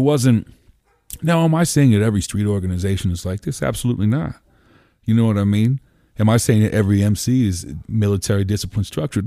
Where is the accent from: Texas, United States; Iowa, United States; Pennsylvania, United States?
Pennsylvania, United States; Columbia; also born or lived in Lancaster, Pennsylvania; I grew up in Columbia. You know, I bounced between Columbia and the city my whole life